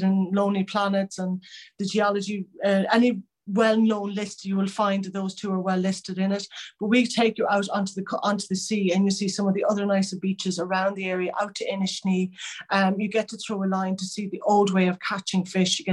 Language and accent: English; Connemara, Connacht, Ireland; I'm born and bred in Connemara.